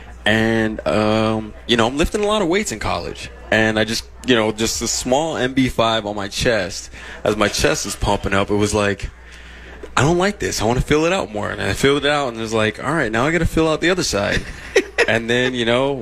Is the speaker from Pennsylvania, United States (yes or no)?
no; San Bernardino, California, United States; moved away; growing up in San Bernardino